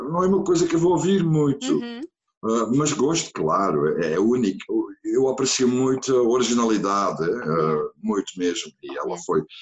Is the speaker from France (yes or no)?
no; near Antwerp, Flanders, Belgium; Portuguese is a second language; moved away as an adult; also born or lived in Sesimbra, Portugal; now in Portugal; nasci numa, perto, perto de Antuérpia, uhum. vamos dizer. Uh, e pronto, e vivi na Bélgica até, até 1900. Nasci em, em 68 e uhum. vivi na Bélgica até 95.